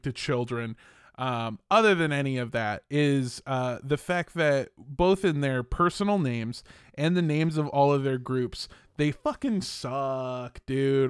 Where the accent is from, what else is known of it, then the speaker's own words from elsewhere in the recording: Los Angeles, California, United States; also born or lived in Indio, California; I grew up in Los Angeles, but I'm from a town called Indio, California